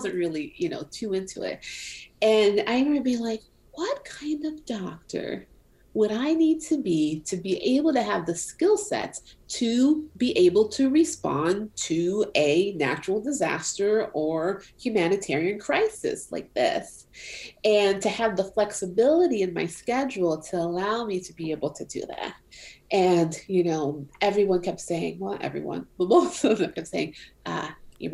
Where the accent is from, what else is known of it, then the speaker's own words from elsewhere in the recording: Pine Hills, Florida, United States; also born or lived in Haiti / North Carolina / New York; I grew up in Florida. I grew up in an area called Pine Hills in Florida